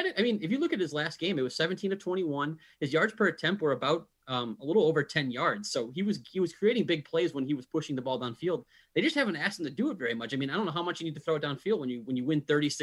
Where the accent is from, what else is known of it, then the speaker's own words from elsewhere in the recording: Chicago, Illinois, United States; I'm actually from Chicago, so I grew up watching the Bears.